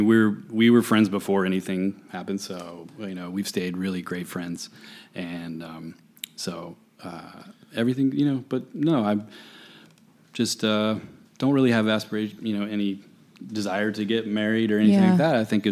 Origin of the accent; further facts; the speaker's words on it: Winston-Salem, North Carolina, United States; moved away as an adult; also born or lived in Chapel Hill, North Carolina; now in Los Angeles, United States; I grew up in Winston-Salem. In North Carolina, home of RJR Tobacco.